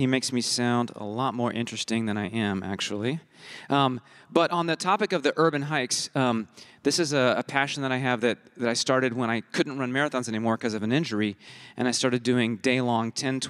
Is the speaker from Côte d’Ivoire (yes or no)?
yes; Côte d’Ivoire; I was born and raised in West Africa in Côte d'Ivoire, an English Ivory Coast, which gives me a very different childhood than most of you, I think.